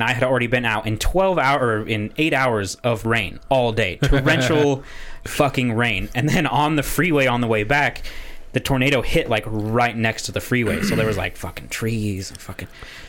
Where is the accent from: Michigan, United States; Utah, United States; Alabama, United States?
Utah, United States; I told her I was from Utah